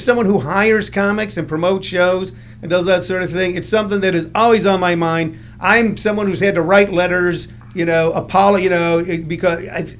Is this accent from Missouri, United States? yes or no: yes; St. Louis, Missouri, United States; I grew up in the Midwest. I grew up in St. Louis